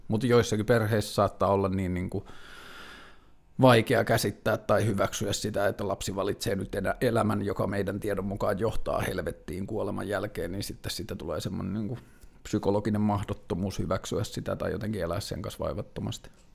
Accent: Tornio, Lapland, Finland; now in Helsinki, Finland; mä oon kasvanut Torniossa

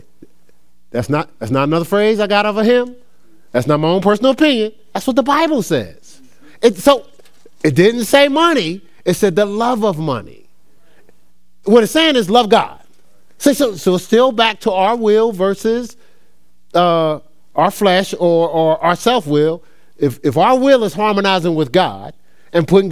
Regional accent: New Jersey, United States; moved away as an adult; now in Ohio, United States; I moved to Ohio. I was from New Jersey

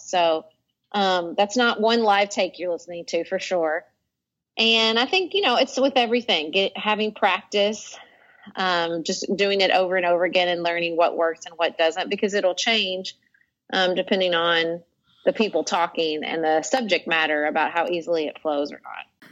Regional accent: Paducah, Kentucky, United States; moved away as an adult; also born or lived in Washington, D.C.; moving back to my hometown of Paducah, Kentucky in 2009

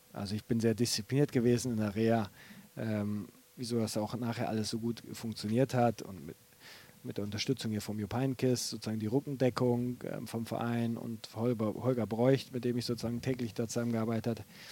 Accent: North Rhine-Westphalia, Germany; moved away; also born or lived in Bremen / Aachen / Leverkusen; ich bin ja Westfale

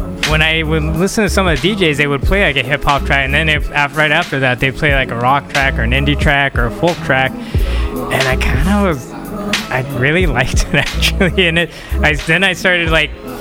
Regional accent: Salt Lake City, Utah, United States; moved away as an adult; now in Los Angeles, United States; originally I am from Salt Lake City, Utah

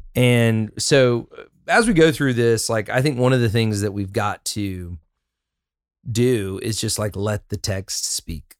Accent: Huntsville, Alabama, United States; I, I grew up in Southeast Huntsville

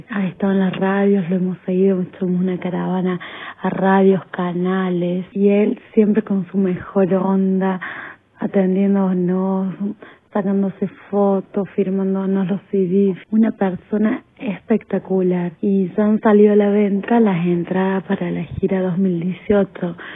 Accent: Córdoba, Argentina; de Córdoba, Argentina

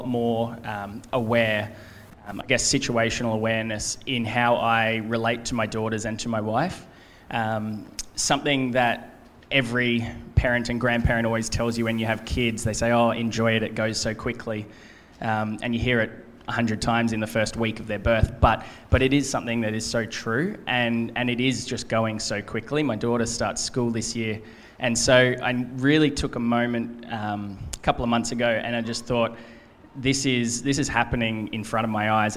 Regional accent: Gold Coast, Queensland, Australia; also born or lived in United States; On the Gold Coast. I was born here, raised here.

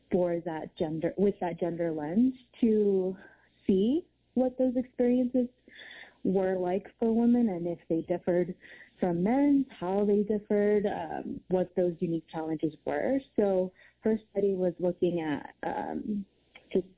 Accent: Houston, Texas, United States; moved away; I'm from Houston, so several hurricanes that I've experienced

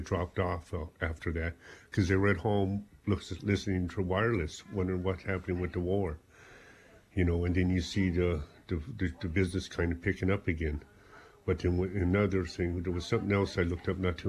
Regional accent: South Africa; moved away as an adult; now in Ireland; I came from South Africa.

